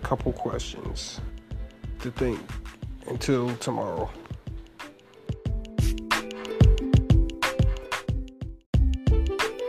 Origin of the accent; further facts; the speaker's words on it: Baltimore, Maryland, United States; now in North Carolina, United States; I'm from Baltimore, Maryland, but I reside in North Carolina